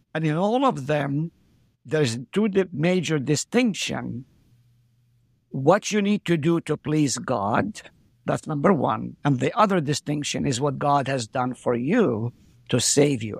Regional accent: Haifa, Haifa District, Israel; first language Arabic; English is a second language; moved away as an adult; also born or lived in Nazareth, Israel / South Dakota, United States; now in Hartford, South Dakota, United States; I was born in Nazareth, lived there for three years, then we moved to Haifa

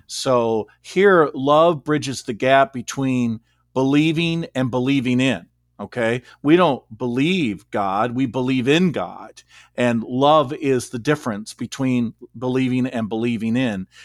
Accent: Beloit, Wisconsin, United States; moved away as an adult; also born or lived in Rockford, Illinois / Saint Louis, Missouri / Scituate, Massachusetts; I grew up in Beloit, Wisconsin, and I lived here until nineteen eighty-seven.

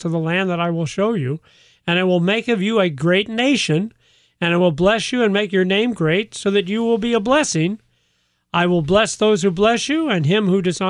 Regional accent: United States; I'm an American

